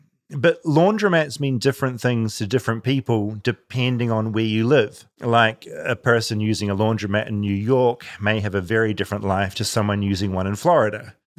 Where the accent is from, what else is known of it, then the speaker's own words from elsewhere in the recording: New Zealand; now in Los Angeles, United States; As a New Zealander, I'll constantly be annoyed that in LA people don't use clotheslines.